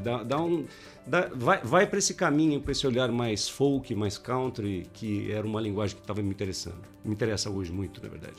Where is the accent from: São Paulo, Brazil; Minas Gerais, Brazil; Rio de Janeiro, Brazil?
São Paulo, Brazil; moved away as an adult; now in Botucatu, Brazil; eu, eu, sou paulistano